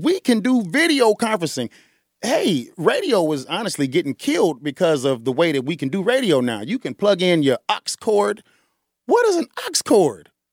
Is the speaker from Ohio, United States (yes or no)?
no; Chicago, Illinois, United States; Born and bred on the South Side of Chicago